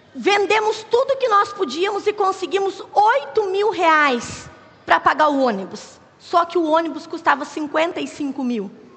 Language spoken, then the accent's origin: Portuguese; Curitiba, Paraná, Brazil; moved away as an adult; also born or lived in Acre; nós somos de Curitiba, somos curitibanos